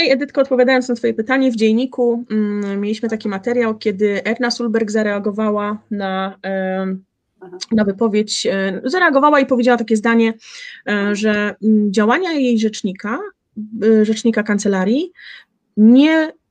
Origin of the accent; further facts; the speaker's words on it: Poland; ale ponieważ wywodzimy się z Polski i polskie social media ociekają właśnie takim nastawieniem